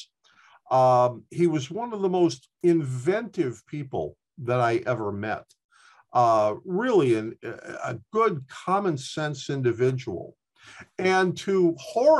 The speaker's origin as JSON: {"language": "English", "town": "Chicago", "region": "Illinois", "country": "United States", "tie": "born or raised there", "said": "when I was a young boy growing up in Chicago"}